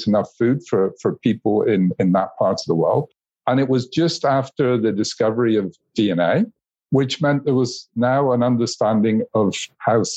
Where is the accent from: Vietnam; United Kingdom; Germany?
United Kingdom; moved away as an adult; now in Switzerland; I was born in the United Kingdom, and I now live in Switzerland, where UPOV is based